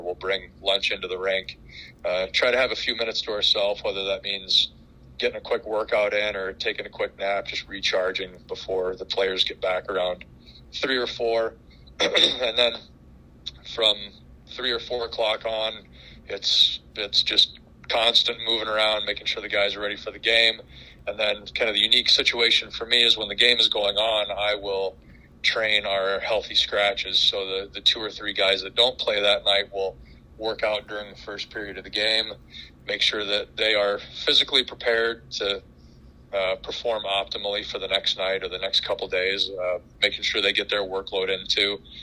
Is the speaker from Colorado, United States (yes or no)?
yes; Colorado, United States; also born or lived in Los Angeles, California; now in Nashville, United States; I grew up in in Colorado.